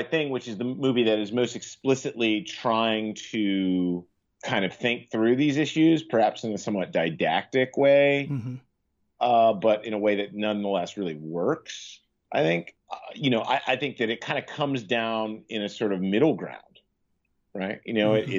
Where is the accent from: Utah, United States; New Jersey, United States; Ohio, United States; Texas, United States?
Ohio, United States; Cincinnati; now in New York, United States; Cincinnati, my hometown